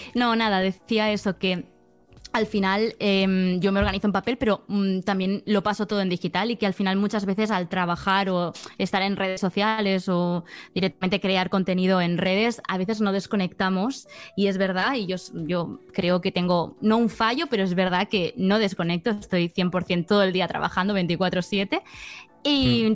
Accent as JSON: {"language": "Spanish", "town": "Barcelona", "region": "Catalonia", "country": "Spain", "said": "soy de Barcelona, soy una chica pues de 26 años"}